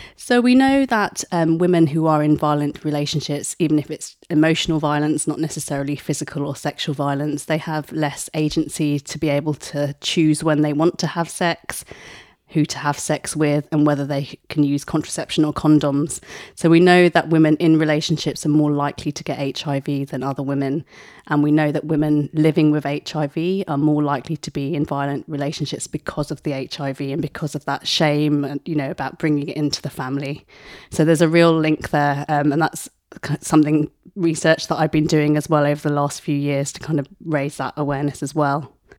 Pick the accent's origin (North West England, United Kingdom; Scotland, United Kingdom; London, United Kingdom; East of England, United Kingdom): East of England, United Kingdom; Essex; also born or lived in Mumbai, India; I was born in Bombay, moved to Essex when I was two